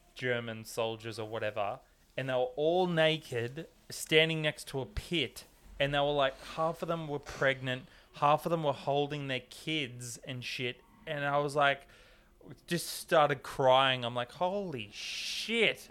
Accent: Australia; when Howie and I grew up in Australia, we never had Halloween

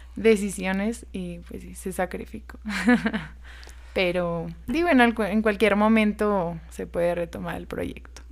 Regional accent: Guerrero, Mexico; now in Zacatecas, Mexico; yo no soy de aquí, de Zacatecas, soy de Guerrero.

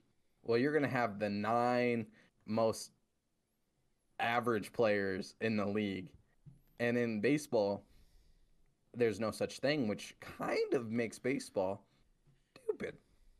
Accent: Mitchell, South Dakota, United States; we're from Mitchell, South Dakota.

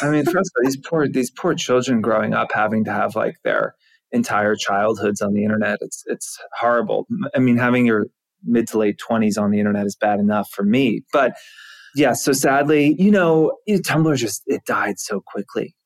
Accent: Georgia, United States; now in New York, United States; I'm from Georgia

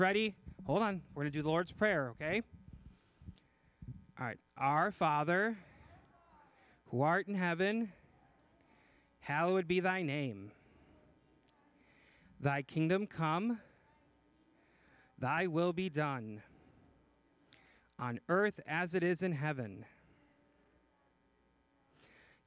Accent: just outside of Chicago, Illinois, United States; I'm from Illinois, just outside of Chicago

